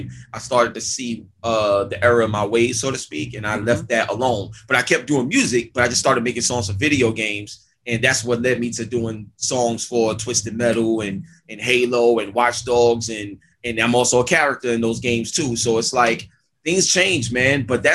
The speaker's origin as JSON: {"language": "English", "town": "New York City", "region": "New York", "country": "United States", "tie": "born or raised there", "said": "I grew up in East New York, Brooklyn."}